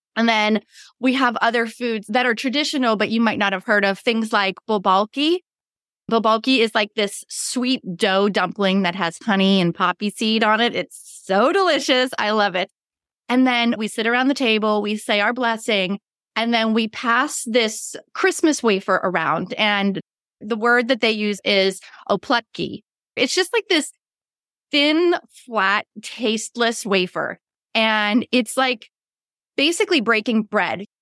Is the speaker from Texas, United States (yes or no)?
no; near Pittsburgh, Pennsylvania, United States; now in Western North Carolina, United States; I live in the Blue Ridge Mountains of Western North Carolina, but I grew up near Pittsburgh